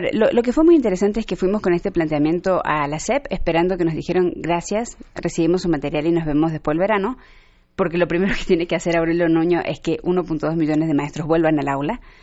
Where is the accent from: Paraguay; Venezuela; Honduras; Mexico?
Mexico; cómo somos los mexicanos